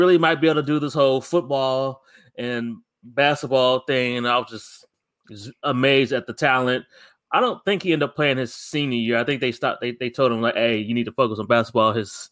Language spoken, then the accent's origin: English; Akron, Ohio, United States; my man LeBron James, my hometown hero, my hometown partner